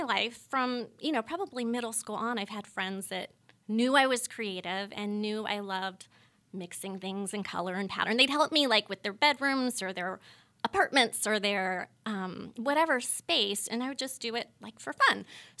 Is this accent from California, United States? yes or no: yes; California, United States; So juxtapose that backstory with like where I'm from. I'm from Northern California. I'm from wine country. So Sonoma County.